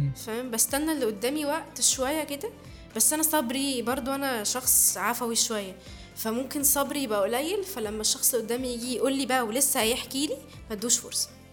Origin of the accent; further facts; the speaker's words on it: Egypt; احنا مصريين